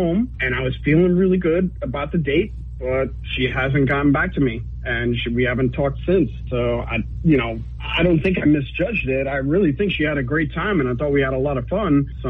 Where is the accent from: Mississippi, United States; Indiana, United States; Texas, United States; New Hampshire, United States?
New Hampshire, United States; Ossipee; So I'm from Ossipee, and Ossipee in the house, woo!